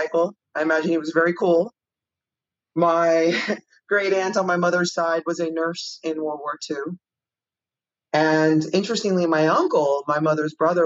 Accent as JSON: {"language": "English", "town": "Miami", "region": "Florida", "country": "United States", "tie": "born or raised there", "moved": "yes", "lives_now": "California, United States", "said": "I grew up in Miami"}